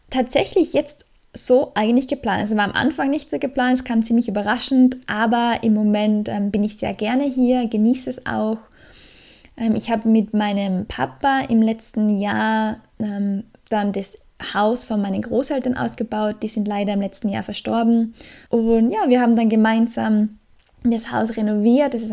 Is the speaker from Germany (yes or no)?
no; Australia; now in Austria; Aus Australier, als Australier kann man natürlich auch nicht immer und ewig in Österreich bleiben.